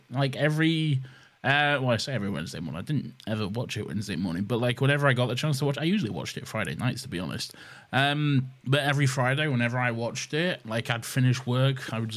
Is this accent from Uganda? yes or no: no; United Kingdom; we're British